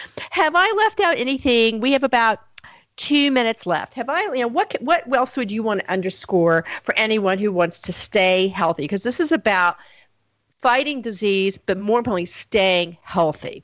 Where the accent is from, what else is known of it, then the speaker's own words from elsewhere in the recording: the South, United States; I come from the South